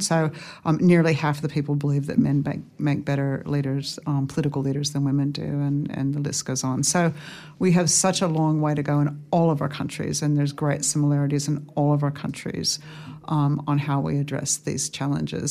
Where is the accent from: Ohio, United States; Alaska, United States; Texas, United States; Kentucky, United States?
Alaska, United States; Fairbanks; now in Australia; I grew up in Fairbanks, Alaska